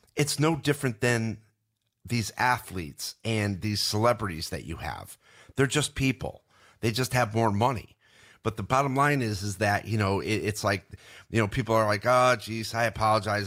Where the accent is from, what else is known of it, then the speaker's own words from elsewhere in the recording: Binghamton, New York, United States; we grew up in Binghamton, New York